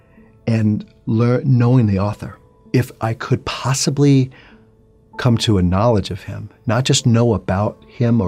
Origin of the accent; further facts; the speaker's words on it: New York City, New York, United States; I'm originally from New York City. Grew up in a Jewish home.